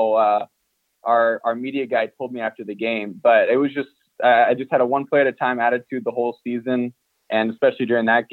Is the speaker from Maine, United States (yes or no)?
no; Danville, California, United States; moved away as an adult; also born or lived in Oakland; I went to a suburban high school in my hometown of Danville